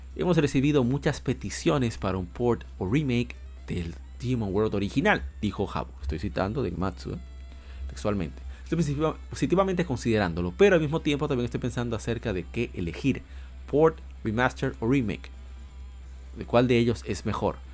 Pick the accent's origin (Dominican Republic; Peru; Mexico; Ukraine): Dominican Republic; yo soy dominicano